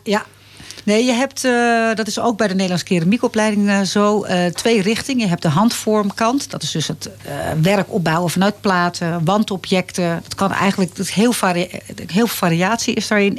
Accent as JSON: {"language": "Dutch", "town": "Leiderdorp", "region": "South Holland", "country": "Netherlands", "tie": "born or raised there", "also_born_or_lived": "Amsterdam", "moved": "as an adult", "lives_now": "Laren, Netherlands", "said": "naar Leiden-dorp verhuisd. Dat is een dorpje in de buurt van Leiden. En eh, daar ben ik opgegroeid ook."}